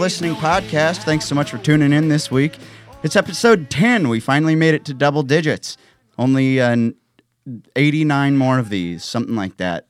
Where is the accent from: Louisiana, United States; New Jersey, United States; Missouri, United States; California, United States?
Missouri, United States; now in Nashville, United States; we played a show in my hometown